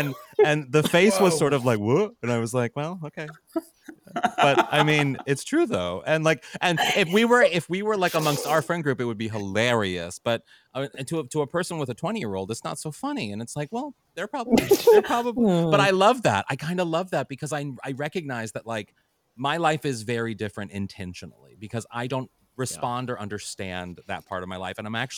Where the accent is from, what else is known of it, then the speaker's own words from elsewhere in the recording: St. Louis, Missouri, United States; And I remember I'm from St. Louis, and I was home in St. Louis, and I ran into a friend from high school